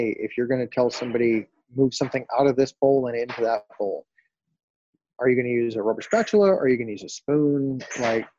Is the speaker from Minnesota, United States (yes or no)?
yes; Minnesota, United States; moved away as an adult; also born or lived in North Dakota / Fargo, North Dakota; now in Dallas, United States; I grew up in Minnesota, you know, land of 10,000 lakes